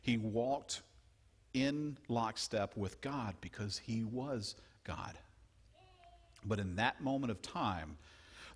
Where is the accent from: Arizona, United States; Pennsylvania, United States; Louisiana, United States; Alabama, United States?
Louisiana, United States; I grew up in Louisiana, and we did some frogging